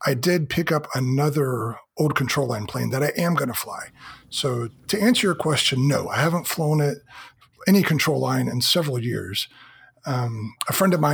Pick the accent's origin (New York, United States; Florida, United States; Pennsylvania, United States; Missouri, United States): Florida, United States; moved away; When I grew up in Florida